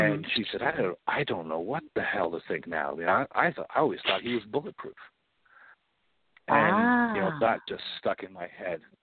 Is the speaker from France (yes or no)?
no; Canadian side of the border near Detroit, Ontario, Canada; also born or lived in London, Ontario; I grew up near Detroit. I'm the Canadian side of the border, but very close to Detroit